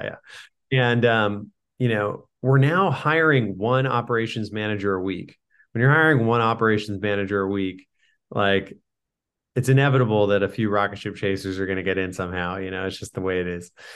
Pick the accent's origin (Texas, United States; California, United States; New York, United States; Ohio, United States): California, United States; San Diego; I grew up in San Diego